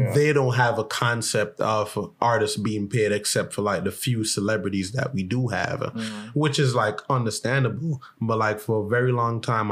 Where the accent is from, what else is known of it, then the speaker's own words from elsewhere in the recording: Jamaica; Growing up in Jamaica